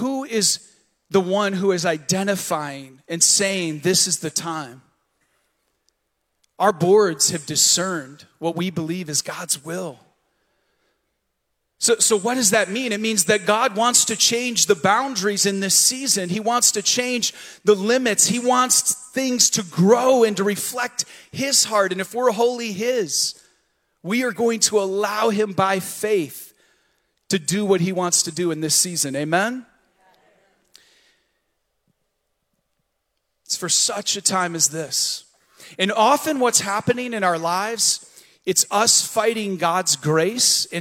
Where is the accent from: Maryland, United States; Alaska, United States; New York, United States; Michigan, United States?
Michigan, United States; the Thumb of; also born or lived in Battle Creek, Michigan; now in Vero Beach, United States; I was born in Battle Creek, Michigan, the cereal city. Okay? 2 years of my life were there. The rest was in the thumb of Michigan.